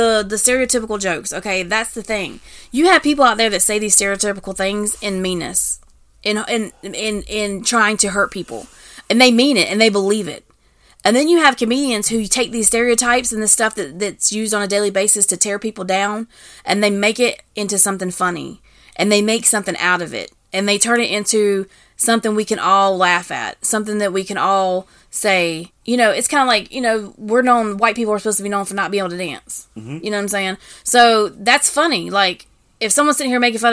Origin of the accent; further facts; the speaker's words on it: the South, United States; moved away; also born or lived in Washington, D.C.; here we are from the South, like, yeah. These little country talking.